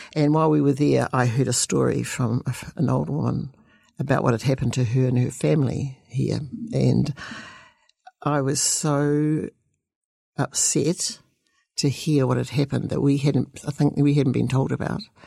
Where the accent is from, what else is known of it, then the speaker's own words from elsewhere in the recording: Dunedin, Otago, New Zealand; I was born and bred in Dunedin.